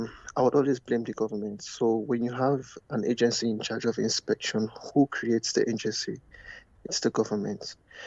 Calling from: Canada

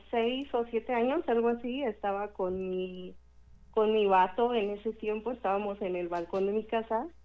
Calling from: Michoacán, Mexico; Desde Michoacán.

